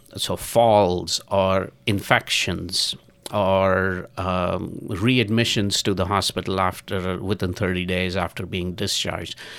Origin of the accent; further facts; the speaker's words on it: India; moved away; I'm originally from India and I go back to India on a regular basis